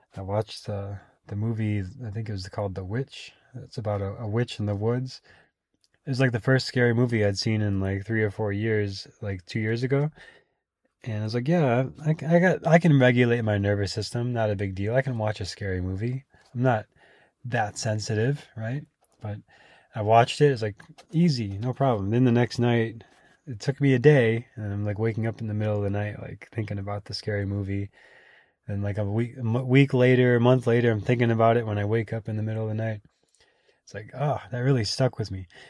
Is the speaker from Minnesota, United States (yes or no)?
yes; Minnesota, United States; moved away as an adult; also born or lived in Austin, Texas; now in California, United States; growing up in Minnesota